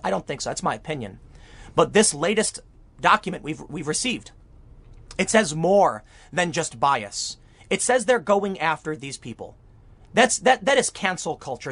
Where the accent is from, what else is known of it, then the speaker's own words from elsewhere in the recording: Chicago, Illinois, United States; I did grow up in Chicago